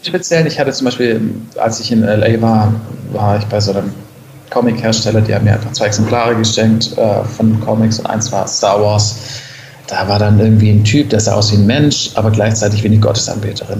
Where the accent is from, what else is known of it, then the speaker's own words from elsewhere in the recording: Stuttgart area, Baden-Württemberg, Germany; now in Berlin, Germany; ich komme ursprünglich aus dem Raum Stuttgart, einer der schwäbischen Berliner